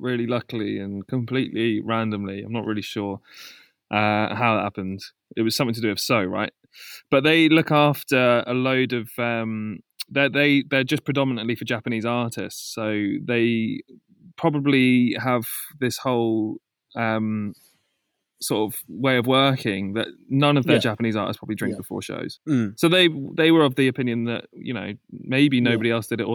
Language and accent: English; United Kingdom; us being British, our culture kind of works where you can't say no to anything.